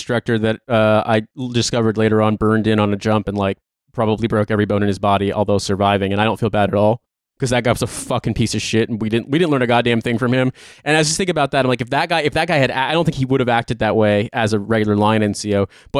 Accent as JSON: {"language": "English", "region": "Midwest", "country": "United States", "moved": "yes", "said": "But I'm from the Midwest"}